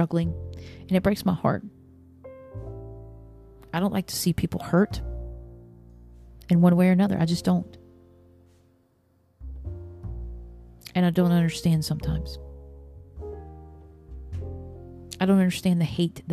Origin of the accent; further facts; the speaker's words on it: the South, United States; growing up in the South